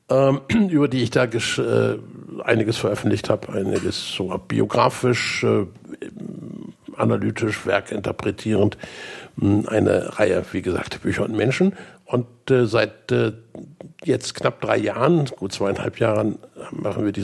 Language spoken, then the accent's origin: German; Bremerhaven, Bremen, Germany; Geboren in und aufgewachsen in Bremerhaven, Studium in Hannover, äh, an der damaligen Technischen Universität.